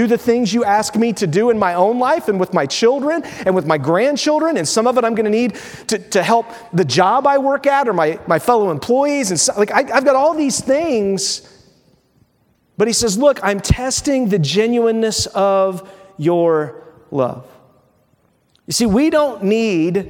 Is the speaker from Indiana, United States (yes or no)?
yes; Windfall, Indiana, United States; My soul was put in a body with two parents, Neil and Sue, in a little town in Windfall, in Indiana, in the United States